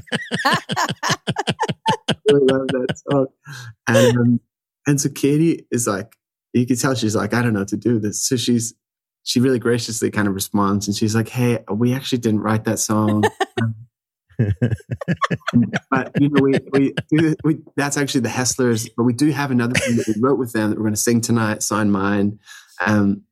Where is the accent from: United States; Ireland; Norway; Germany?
Ireland; accent: Irish; my Irish accent